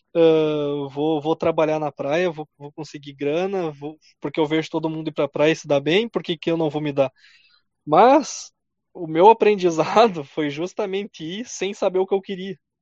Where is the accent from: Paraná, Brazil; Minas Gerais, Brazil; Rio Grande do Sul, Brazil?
Rio Grande do Sul, Brazil; Carazinho; nós somos de Carazinho, uma Sim. cidade de 60 mil habitantes